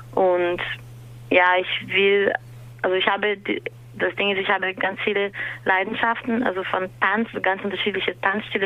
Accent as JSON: {"language": "German", "region": "São Paulo", "country": "Brazil", "second_language": "German", "moved": "as an adult", "lives_now": "Berlin, Germany", "said": "ich komme aus Brasilien, São Paulo und ich wohne in Berlin seit vier Jahren"}